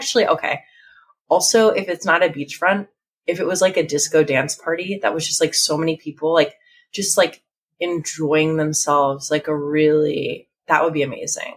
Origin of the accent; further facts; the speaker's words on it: Asbury Park, New Jersey, United States; I'm from the Jersey Shore. So like, you know, sort of like Asbury Park area